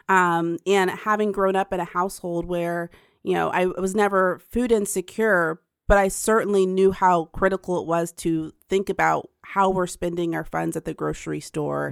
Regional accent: Pickerington, Ohio, United States; also born or lived in Bronx, New York; shortly after we moved to Pickerington, Ohio, when there was literally nothing there but cornfields

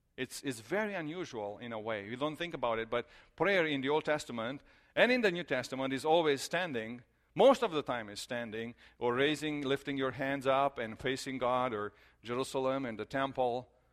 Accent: Romania; moved away; we are from Romania, so we, I grew up there, and our family is there

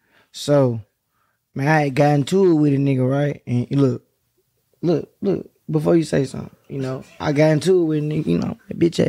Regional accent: Dallas, Texas, United States; now in Memphis, United States; I'm from Dallas. I moved to Memphis.

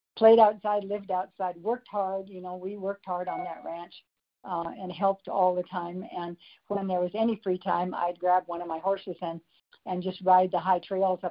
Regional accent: Crow Reservation, southeastern Montana, United States; moved away as an adult; also born or lived in Europe; I was raised on the Crow Reservation in southeastern Montana on my dad's original Indian allotment.

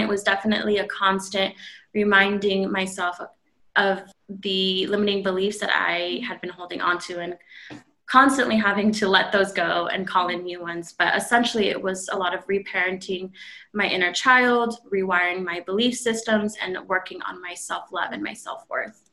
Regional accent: California, United States; moved away as an adult; now in Phoenix, United States; I am originally from California, born and raised, and I just recently moved to Phoenix, Arizona a few months ago.

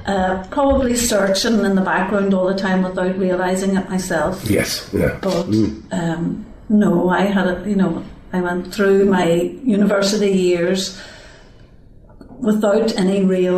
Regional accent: Belfast, Northern Ireland, United Kingdom; I grew up in Belfast

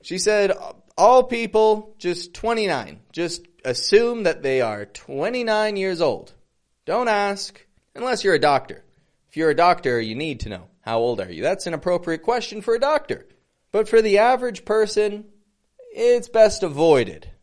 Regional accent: Toronto, Ontario, Canada; I'm from Toronto

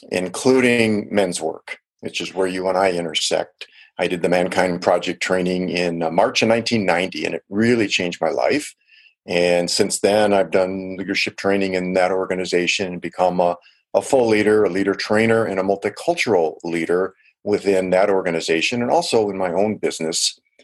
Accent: Milwaukee, Wisconsin, United States; also born or lived in Chicago; Yeah, I was born in Chicago, Illinois, but most of my upbringing was in Milwaukee, Wisconsin. And Milwaukee is either the first or second most segregated city in the United States.

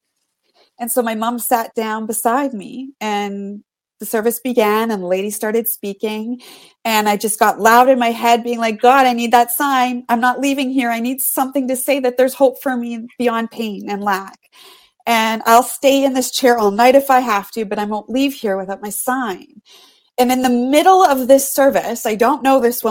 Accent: Canada; I'm from Canada.

